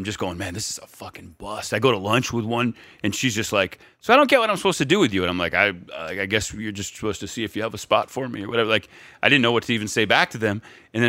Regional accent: New England, United States; moved away; I'm from New England. No, I'm from New England

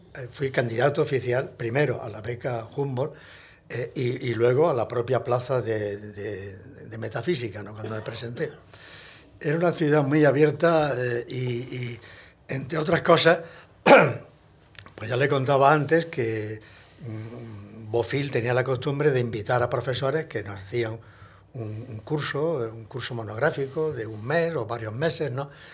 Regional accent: Hinojosa del Duque, Andalusia, Spain; also born or lived in Granada; now in Madrid, Spain; era realmente hinojoseño eh, eh, de cepa

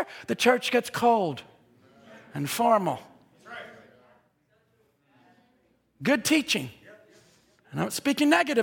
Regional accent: Seattle, Washington, United States; I'm from Seattle

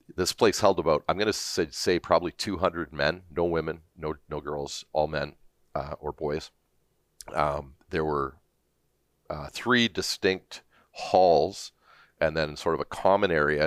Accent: Hamilton, Ontario, Canada; also born or lived in Toronto, Ontario; now in Alberta, Canada; I grew up in, um, initially in Stony Creek, Ontario, uh, near Hamilton, up on the escarpment.

